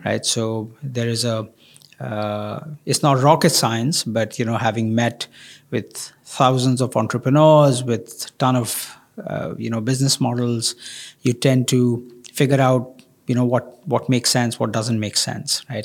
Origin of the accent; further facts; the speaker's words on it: India; I come from India